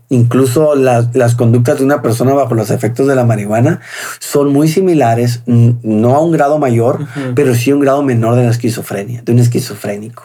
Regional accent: Hermosillo, Sonora, Mexico; also born or lived in Ciudad Obregón, Sonora; nací en Obregón y a los, pero a los cinco años, más o menos seis años, entrando a la primaria, nos fuimos a vivir a Hermosillo.

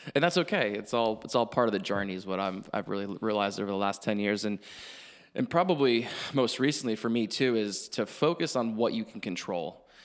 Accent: Hilton Head Island, South Carolina, United States; moved away as an adult; I grew up in Hilton Head

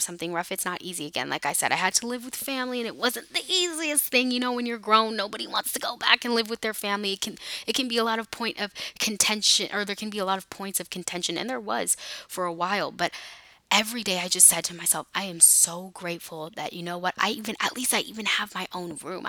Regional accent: California, United States; moved away as an adult; also born or lived in Houston; I'm from California, but I was living there because I went to school

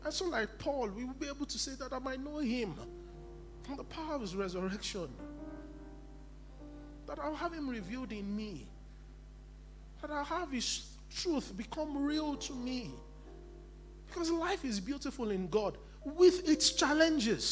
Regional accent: Nigeria; I'm still a Nigerian

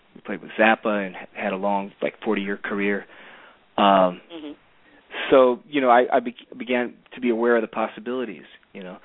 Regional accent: Cleveland, Ohio, United States; also born or lived in New York; So that's how I ended up growing up in Cleveland, the home of rock and roll

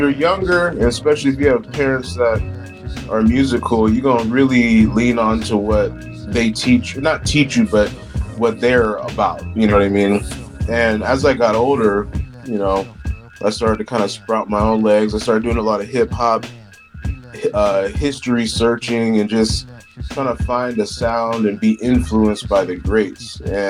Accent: Cleveland, Ohio, United States; also born or lived in California; And then also growing up in the Cleveland, Akron area for a portion of my life really put some influence on me as well, with the Midwest sound and my dad being from Chicago. So, but fast forward, we moved back to California.

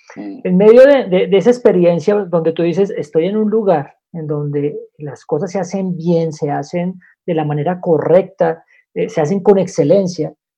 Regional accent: Bogotá, Colombia; Soy el único rolo en medio de, este, de toda esta reunión

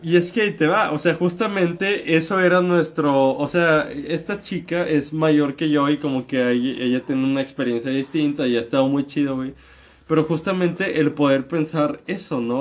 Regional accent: northern Mexico, Mexico; moved away as an adult; now in Mexico City, Mexico; yo que crecí en México toda mi vida en el norte de México y acabo de emigrar a la capital.

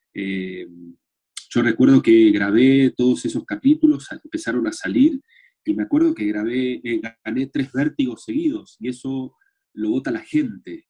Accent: Argentina; now in Chile; soy actor argentino

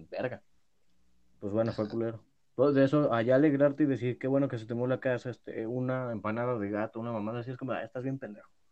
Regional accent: Mexico; soy mexicano

